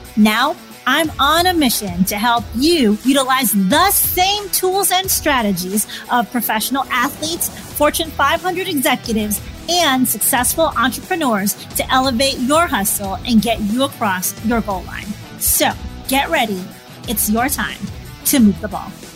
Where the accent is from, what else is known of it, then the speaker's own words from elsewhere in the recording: Chicago, Illinois, United States; I'm from Chicago